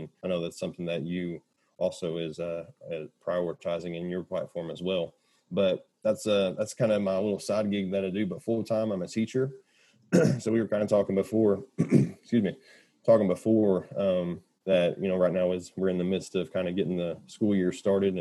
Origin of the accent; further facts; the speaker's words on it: Kentucky, United States; That's my home state, born and raised in Kentucky